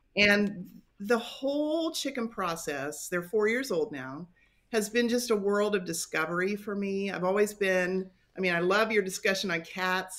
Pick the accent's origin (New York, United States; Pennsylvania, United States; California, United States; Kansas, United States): Kansas, United States; western; now in North Newton, United States; I grew up in a little tiny town in the western part of the state, not too far from the Colorado border.